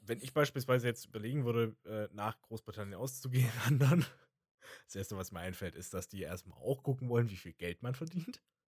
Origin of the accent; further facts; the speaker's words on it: Germany; in dem Umfeld, in dem ich erzogen wurde, als Deutscher.